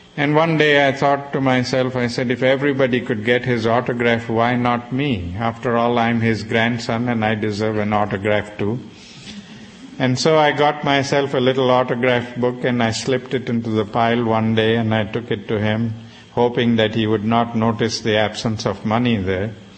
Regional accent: South Africa; I was growing up in South Africa

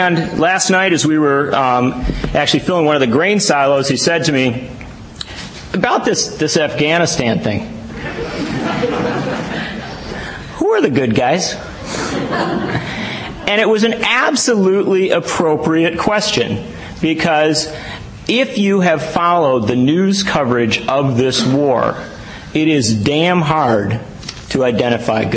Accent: Wisconsin, United States; as a Wisconsinite

